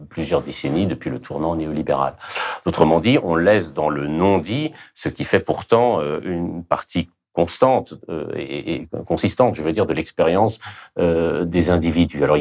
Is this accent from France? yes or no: yes; France; Je suis français et républicain.